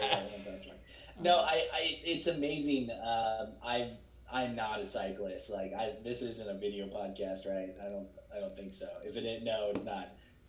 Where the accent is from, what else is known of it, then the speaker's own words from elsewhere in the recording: Olathe, Kansas, United States; moved away; But, like I'm from Kansas City. I actually grew up in Olathe, Kansas, which is right outside of Kansas City.